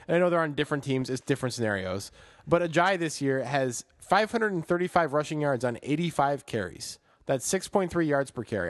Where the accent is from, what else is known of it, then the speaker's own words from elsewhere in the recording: Chicago, Illinois, United States; as a Chicagoan, in my soul